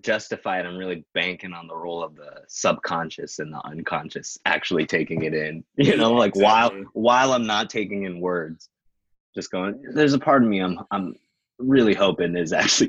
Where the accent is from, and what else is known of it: United States